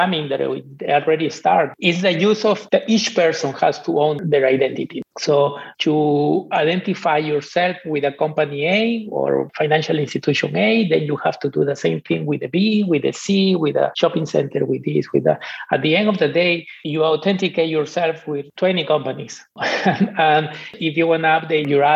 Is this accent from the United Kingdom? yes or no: no; Peru; moved away; I'm from Peru